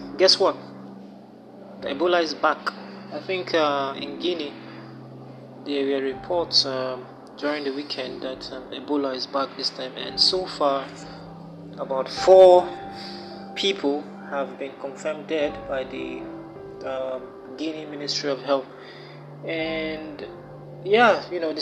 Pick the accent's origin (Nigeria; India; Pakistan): Nigeria; here in Nigeria, my home country